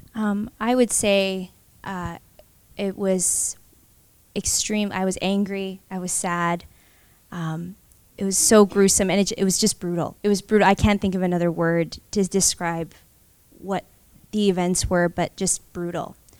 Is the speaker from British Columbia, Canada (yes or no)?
yes; Vancouver, British Columbia, Canada; I was born and raised in Vancouver to two Chinese immigrants from Hong Kong